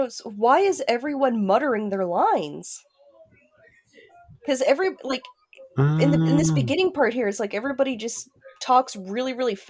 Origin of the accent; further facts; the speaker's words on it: Miami, Florida, United States; now in Missouri, United States; since we're originally from Miami, there's a lot more Jews down there.